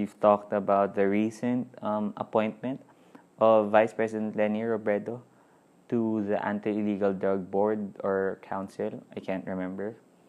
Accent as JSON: {"language": "English", "town": "Cainta", "region": "Calabarzon", "country": "Philippines", "tie": "born or raised there", "said": "my birthday would be on the first day of December. So, it's the fiesta celebration of my hometown, Cainta, Rizal."}